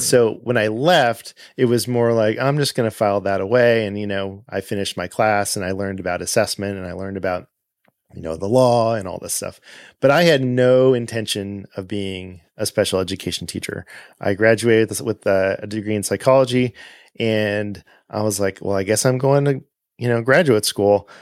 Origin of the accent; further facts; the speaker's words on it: Southern California, United States; moved away as an adult; also born or lived in Pasadena; now in Atlanta, United States; I grew up in Southern California.